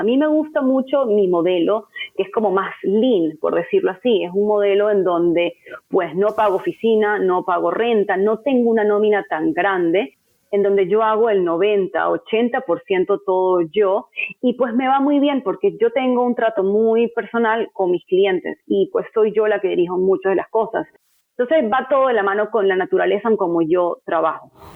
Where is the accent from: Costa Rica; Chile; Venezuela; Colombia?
Venezuela; moved away; por ser venezolana latina